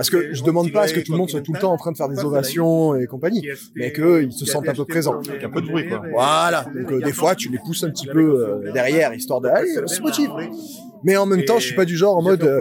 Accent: Aubagne, Provence-Alpes-Côte d'Azur, France; Je suis d'Aubagne, donc je suis de la région

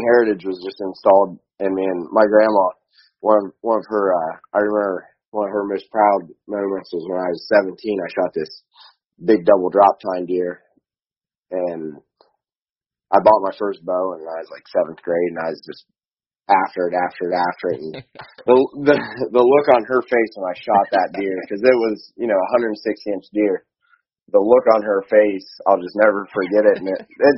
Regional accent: Guernsey County, Ohio, United States; also born or lived in British Columbia, Canada; I'm from Eastern Ohio, more specifically Guernsey County, Ohio, and I'm 27 years old. Grew up in a hunting family. I was actually born up in British Columbia

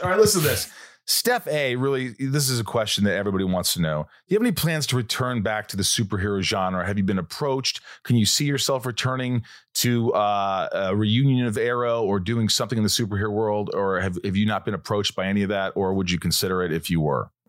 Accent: Southern Indiana, United States; moved away; I grew up in Southern Indiana

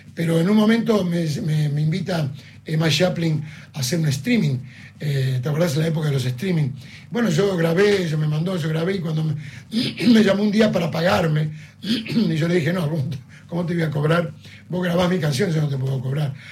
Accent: Cañada, Argentina; born or raised there; moved away as an adult; now in Buenos Aires, Argentina

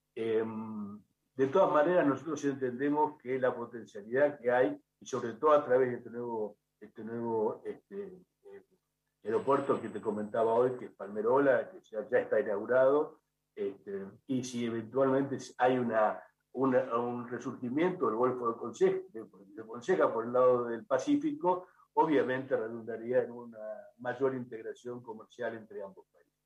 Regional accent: La Plata, Buenos Aires Province, Argentina; now in Central America; yo soy de La Plata

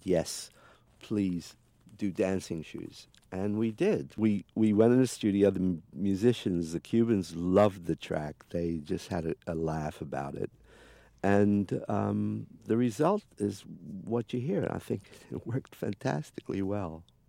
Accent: England, United Kingdom; I come from England

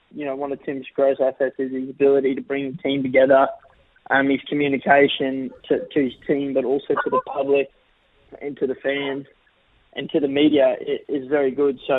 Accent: Australia; I'm Australian through and through, and I, you know, I, I love playing for Australia

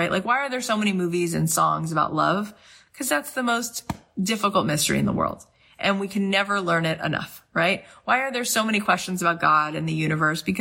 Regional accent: St. Louis, Missouri, United States; now in Los Angeles, United States; I am here in LA. I moved out here from St. Louis, period. And I am an actor this is what I do.

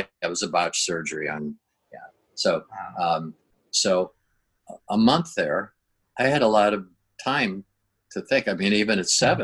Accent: Minnesota, United States; moved away as an adult; now in La Jolla, California, United States; I grew up in Minnesota.

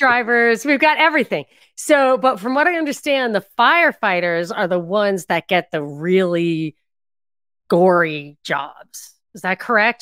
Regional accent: New York, United States; I'm from New York

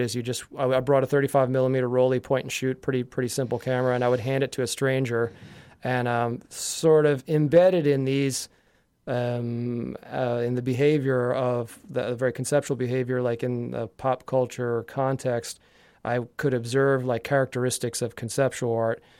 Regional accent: Yardley, Pennsylvania, United States; I grew up in Yardley, Pennsylvania

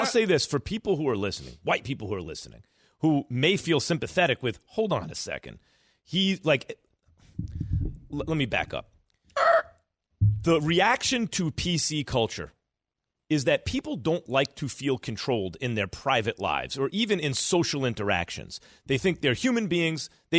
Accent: New York, United States; I grew up in New York. Yeah, I got called that all my life.

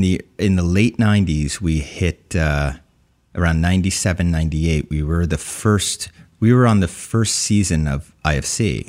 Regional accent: New Jersey, United States; also born or lived in Summit, New Jersey; I was born in Summit, New Jersey, raised in Central Jersey

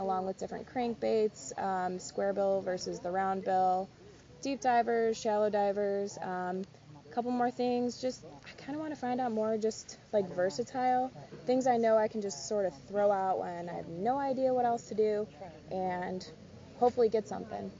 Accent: Cleveland, Ohio, United States; I'm from Northeast Ohio, more towards Cleveland area

